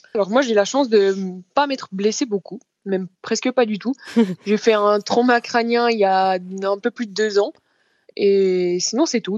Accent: Chaux-Neuve, Bourgogne-Franche-Comté, France; chez moi à Chauneuf dans le Jura, plus particulièrement dans le Doubs

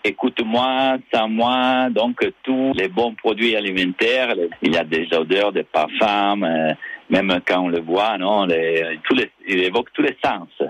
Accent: Cuneo, Piedmont, Italy; now in Nice, France; je viens de Cuneo, qui est une petite ville à côté de Alba

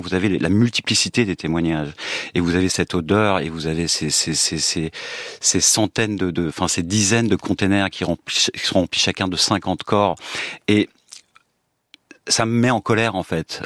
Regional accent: France; en tant que français d'origine russe

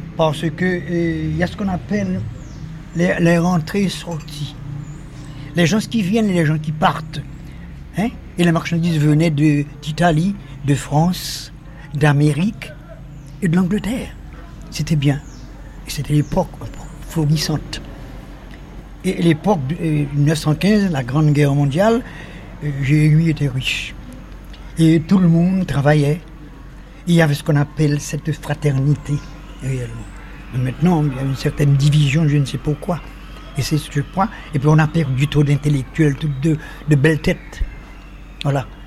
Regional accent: Jérémie, Grand'Anse, Haiti; sa ville natale. Jérémie

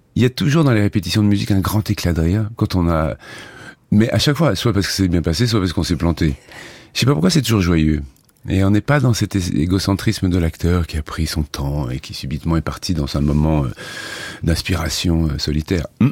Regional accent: Clairefontaine-en-Yvelines, Île-de-France, France; j'ai été élevé en grande partie dans un village qui s'appelle Clairefontaine en Yvelines

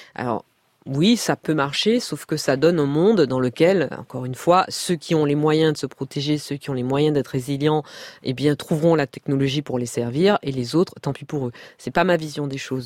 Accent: Martinique; moved away; also born or lived in Paris; J'ai grandi en Martinique, donc euh, j'étais insulaire

